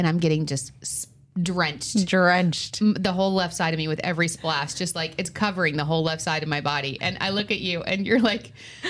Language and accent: English; Long Island, New York, United States; We're from Long Island